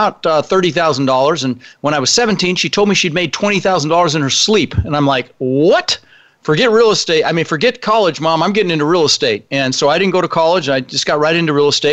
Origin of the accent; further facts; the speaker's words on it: Denver, Colorado, United States; English is a second language; also born or lived in Netherlands; When I was 6 years old, my brother Albert, my mother's Vancha, we ended up in Denver, Colorado